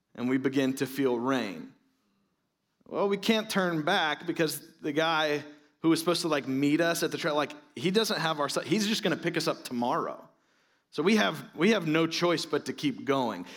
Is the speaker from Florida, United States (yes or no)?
yes; Florida, United States; I'm from Florida.